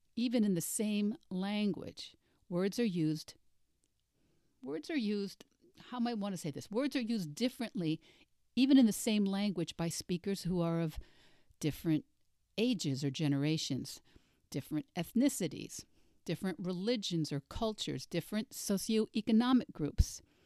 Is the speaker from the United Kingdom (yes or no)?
no; United States; As a Russian major and as an American, I grew up using the now obsolete Russian pronunciation